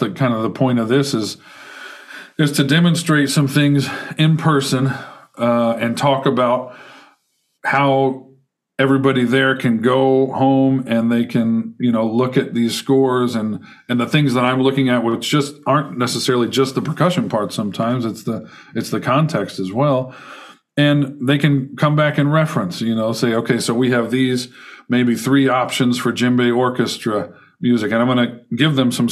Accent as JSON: {"language": "English", "town": "Carbondale", "region": "Illinois", "country": "United States", "tie": "born or raised there", "also_born_or_lived": "Houston, Texas", "moved": "as an adult", "lives_now": "St. Louis, United States", "said": "I grew up in Southern Illinois, Carbondale, Illinois"}